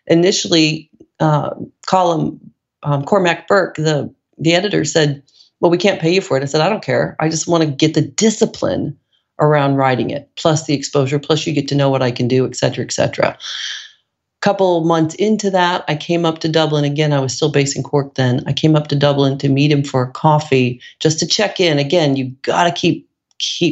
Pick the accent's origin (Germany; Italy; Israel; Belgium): Italy; I was from Italy